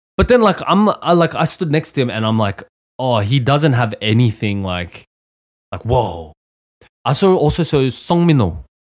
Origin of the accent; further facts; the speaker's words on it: Australia; When I was a child, uh, I grew up in Australia